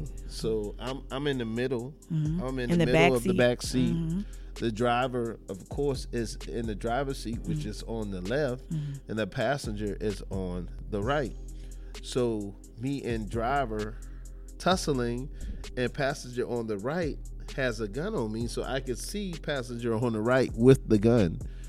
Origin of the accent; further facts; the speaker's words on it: the South, United States; I was actually the person who was always fearful of guns simply because I'm from the South